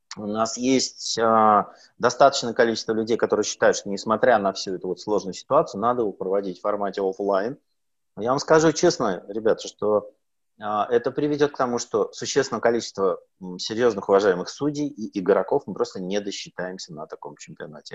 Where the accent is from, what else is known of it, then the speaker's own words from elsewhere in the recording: Sakhalin Oblast, Russia; now in Moscow, Russia; на Сахалине это очень популярно у меня на родине